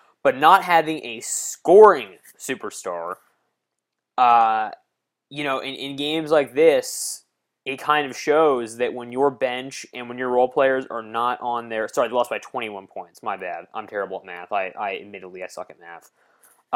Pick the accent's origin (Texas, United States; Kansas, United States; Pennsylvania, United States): Pennsylvania, United States; Philadelphia; the Philadelphia 76ers, my hometown team